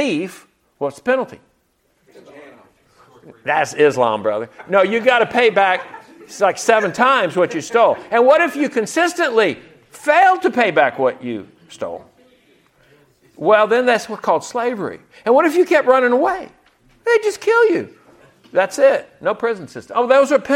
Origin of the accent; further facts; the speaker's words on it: the South, United States; As a Southerner